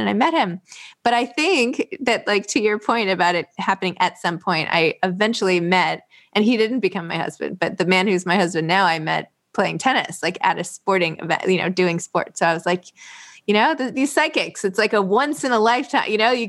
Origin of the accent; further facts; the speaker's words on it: New York City, New York, United States; I was from New York